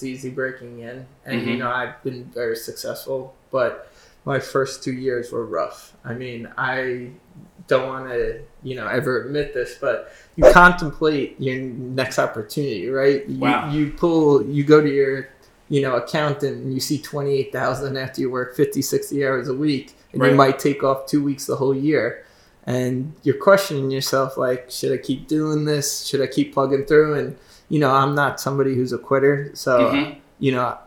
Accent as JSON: {"language": "English", "town": "Southampton", "region": "New York", "country": "United States", "tie": "born or raised there", "said": "I was born and raised in Southampton"}